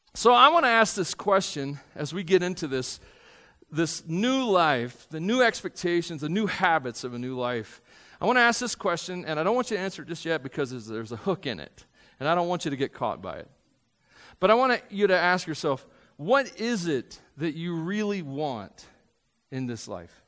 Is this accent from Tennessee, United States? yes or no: yes; Tennessee, United States; I grew up in Tennessee.